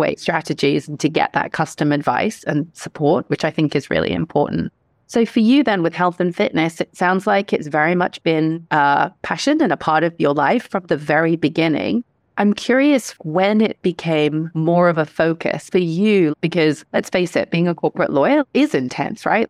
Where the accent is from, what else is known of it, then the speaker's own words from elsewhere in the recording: Hong Kong; Growing up in Hong Kong